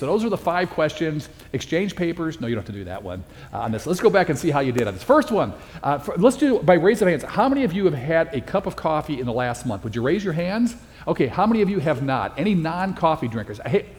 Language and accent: English; Chicago, Illinois, United States; moved away as an adult; also born or lived in Dallas, Texas; now in Phoenix, United States; I'm from Chicago. I spent my first 21 years in Chicago. My next 21 years I spent in Dallas, Texas, and I've been here in Phoenix, Arizona for the last 22 years.